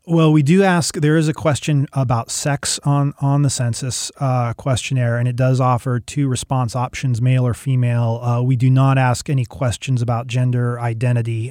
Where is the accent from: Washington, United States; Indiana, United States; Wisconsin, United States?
Washington, United States; Seattle; moved away; I'm from the Seattle area originally